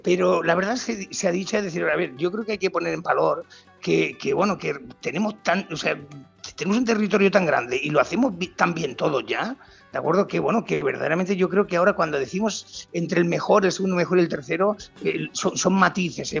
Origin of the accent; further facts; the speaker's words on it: Valle de los Pedroches, Andalusia, Spain; moved away; para mí esa es mi tierra